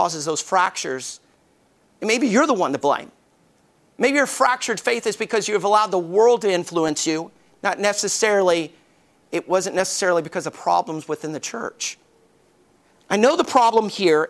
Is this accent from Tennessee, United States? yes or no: no; Alabama, United States; I grew up in Alabama and my closest friend was Bubba.